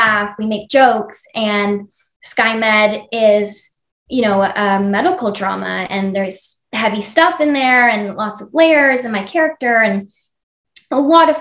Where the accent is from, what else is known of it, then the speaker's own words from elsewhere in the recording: Ontario, Canada; it's a small city in Ontario, Canada